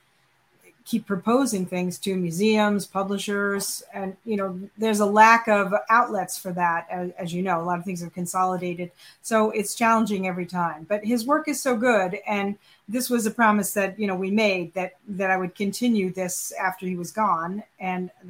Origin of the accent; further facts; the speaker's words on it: eastern end of Long Island, New York, United States; also born or lived in Rochester, New York / Brooklyn; I am a born in New York City person, so I'm a real New Yorker, and then mostly grew up on the eastern end of Long Island